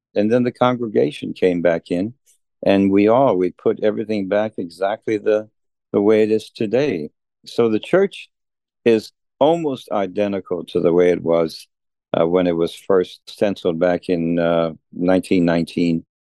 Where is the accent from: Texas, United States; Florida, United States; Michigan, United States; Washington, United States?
Texas, United States; Dubina; moved away as an adult; I was born in Dubina, Texas. I'm a fifth generation Texan